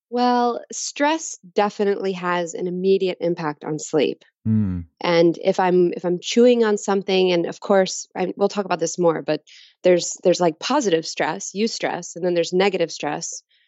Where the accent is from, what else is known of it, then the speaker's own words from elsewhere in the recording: Dallas, Texas, United States; I was born in Dallas, Texas.